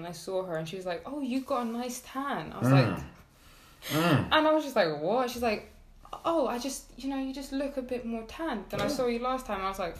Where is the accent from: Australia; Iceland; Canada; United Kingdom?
Iceland; I said, oh, I'm from Iceland.